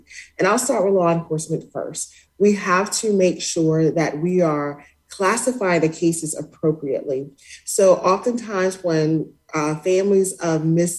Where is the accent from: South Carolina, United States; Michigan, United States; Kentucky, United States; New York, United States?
South Carolina, United States; Spartanburg; She went missing from my hometown of Spartanburg, South Carolina.